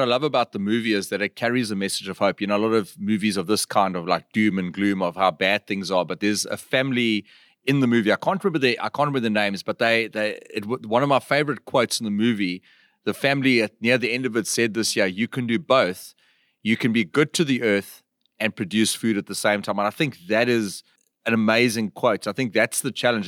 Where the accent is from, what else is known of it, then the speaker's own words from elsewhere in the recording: South Africa; as South Africans, you know, duck hunting is not something that is that big in in our country